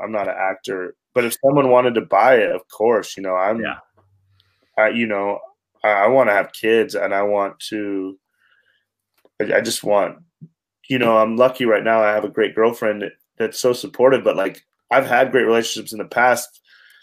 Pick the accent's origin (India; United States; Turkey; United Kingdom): United States; Wyoming; I'm a kid from Wyoming.